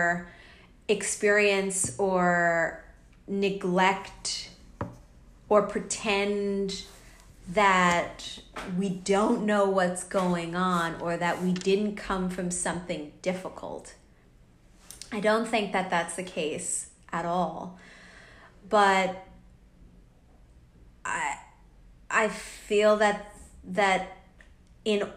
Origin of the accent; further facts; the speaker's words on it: United States; now in Australia; I'm away from America. I'm in Australia